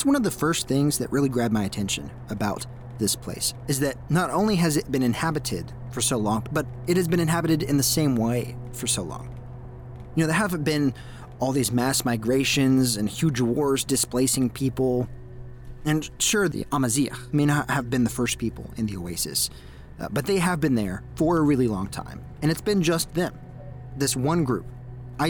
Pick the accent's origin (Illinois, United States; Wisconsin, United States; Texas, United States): Texas, United States; an American who grew up in a small town in Texas